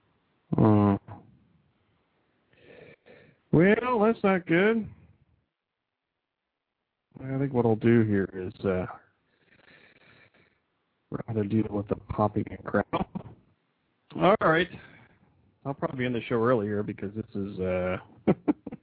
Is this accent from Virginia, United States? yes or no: no; Ohio, United States; my home state here in Ohio